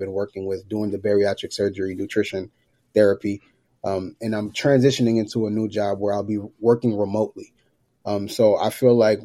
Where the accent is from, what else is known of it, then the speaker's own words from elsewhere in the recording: New York, United States; moved away; also born or lived in Georgia; So growing up, I'm from New York, parents from Haiti, grew up in New York, moved to Georgia in 2000.